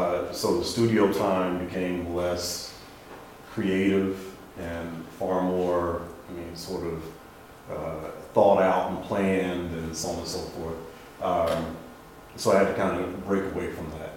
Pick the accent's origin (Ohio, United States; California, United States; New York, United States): Ohio, United States; Dayton; I'm originally from Dayton, Ohio